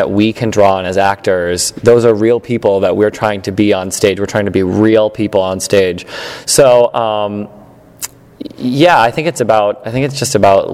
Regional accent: Elyria, Ohio, United States; moved away as an adult; also born or lived in Ithaca, New York / Chicago, Illinois; now in New York, United States; I grew up in Elyria, Ohio. It's a small suburb outside of Cleveland, Ohio.

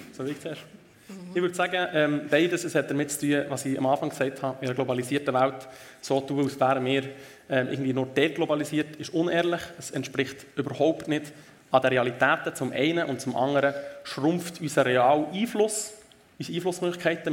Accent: Switzerland

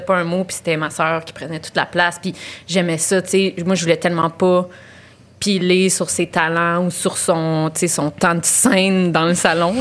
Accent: Laval, Quebec, Canada; je viens de Laval

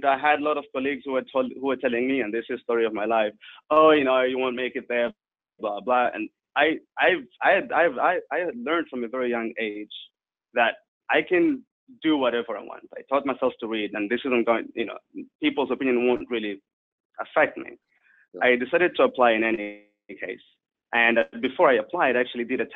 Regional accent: Angola; also born or lived in South Africa; now in Netherlands; I was born in Angola during the Civil War, and right at the end of it, I moved to South Africa

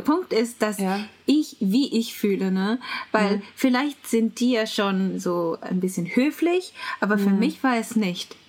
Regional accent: Japan; German is a second language; ich bin Japanerin

